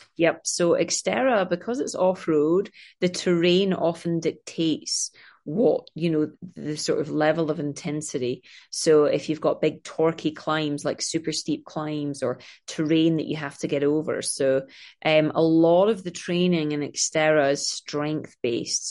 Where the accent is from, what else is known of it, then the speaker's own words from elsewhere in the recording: Scotland, United Kingdom; now in Los Angeles, United States; I am from Scotland, as you can tell by my crazy accent.